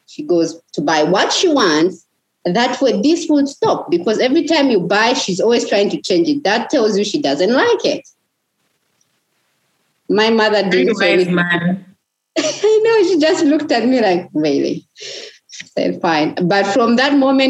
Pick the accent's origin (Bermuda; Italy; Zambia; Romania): Zambia; Lusaka, Lusaka Province; also born or lived in Chipata; I grew up in Mtendere. I would be walking in our compound